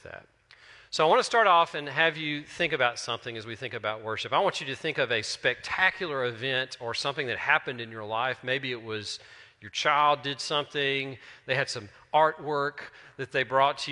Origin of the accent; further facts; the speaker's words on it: Terry, Mississippi, United States; I'm from Terry.